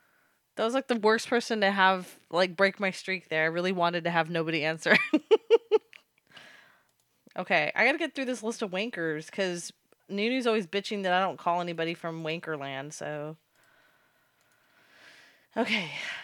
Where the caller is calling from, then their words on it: New Jersey, United States; I am calling from New Jersey.